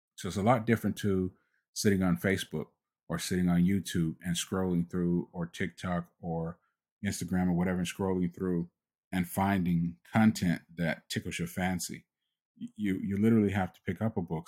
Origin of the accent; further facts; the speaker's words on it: United States; I was born in the United States